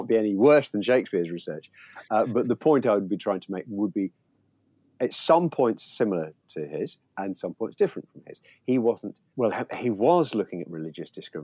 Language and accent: English; Leicester, East Midlands, United Kingdom; moved away as an adult; also born or lived in Aberdeen / South West England; I was raised in Leicester